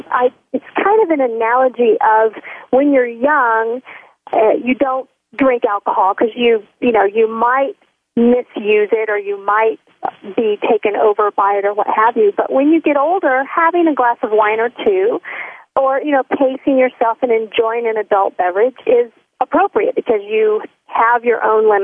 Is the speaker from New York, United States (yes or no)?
no; Texas, United States; born there; also born or lived in Missouri / Florida / Tennessee; I moved around a lot. I would have to say that I'm a Southern girl. I was born in Texas, and my dad moved us around a little bit, Missouri, Florida, back to Texas, and then we moved to Tennessee.